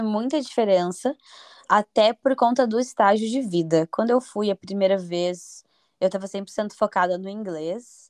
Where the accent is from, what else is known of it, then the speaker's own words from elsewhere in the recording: Curitiba, Paraná, Brazil; moved away as an adult; also born or lived in United States / Belgium; now in Lisbon, Portugal; eu sou de Curitiba, Paraná, no Brasil. Eu vivo em Lisboa, Portugal.